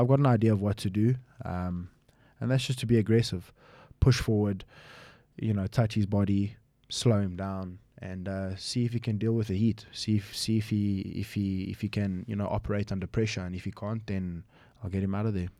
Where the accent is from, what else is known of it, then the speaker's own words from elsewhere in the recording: United Kingdom; also born or lived in Manchester; now in South Africa; I grew up in the U K for majority of my life